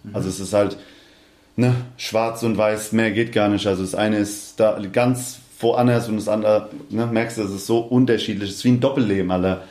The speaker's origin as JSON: {"language": "German", "town": "Hanau", "region": "Hesse", "country": "Germany", "tie": "born or raised there", "also_born_or_lived": "Aschaffenburg / Darmstadt", "accent": "Hessian", "said": "weil ich eigentlich in Hanau groß geworden bin"}